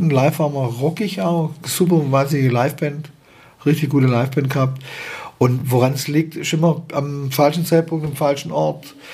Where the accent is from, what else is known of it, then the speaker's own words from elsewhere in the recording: Baden-Württemberg, Germany; ist schon eine Schwierigkeit, als Schwabe sich das zu fragen, weil ich finde es die geilste Sprache, die mhm. es gibt.